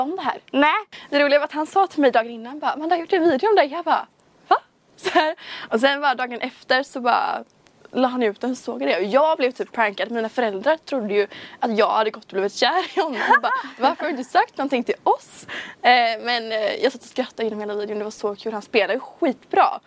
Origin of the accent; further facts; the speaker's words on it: Kungsbacka, Halland County, Sweden; jag är 19 år från Kungsbacka